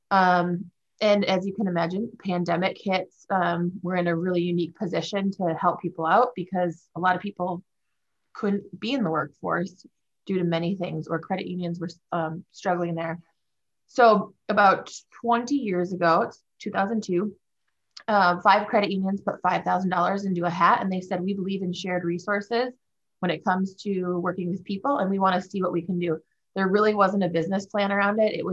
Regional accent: Wisconsin, United States; also born or lived in Minnesota; now in Grand Rapids, United States; Um, well, I, I live here in Grand Rapids, Michigan, which is where our CUSO is based out of. Um, I'm from Wisconsin and Minnesota.

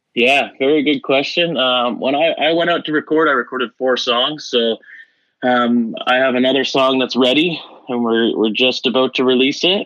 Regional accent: Dorchester, Ontario, Canada; my hometown, small town living in Dorchester

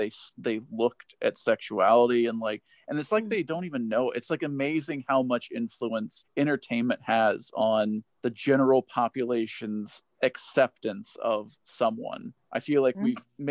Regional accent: Tennessee, United States; now in Los Angeles, United States; I grew up in Tennessee

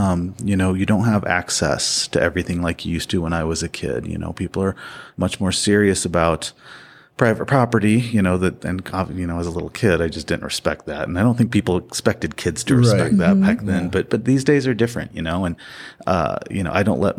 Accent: Missouri, United States; I grew up not here in the West, but back in the Midwest, in the Ozarks, Missouri Ozarks.

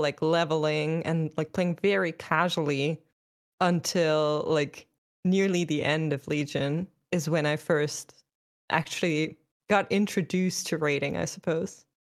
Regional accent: Germany; I'm from Germany

